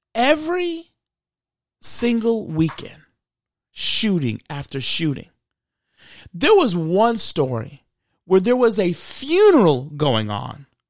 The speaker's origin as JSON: {"language": "English", "country": "United States", "said": "I'm Black American."}